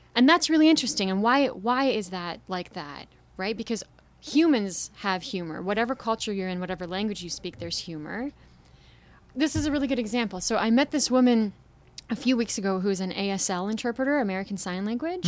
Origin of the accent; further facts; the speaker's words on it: Toronto, Ontario, Canada; moved away as an adult; I'm from here, I'm from Toronto, but I haven't been living here for a few years.